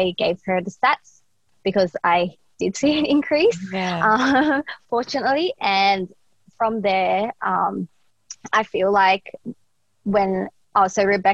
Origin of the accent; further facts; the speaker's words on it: Australia; we needed that growing up in Australia